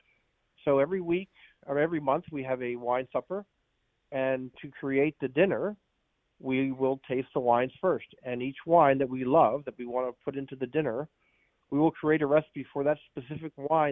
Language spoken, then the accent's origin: English; Philadelphia, Pennsylvania, United States; moved away; also born or lived in Baltimore region; I grew up in Philadelphia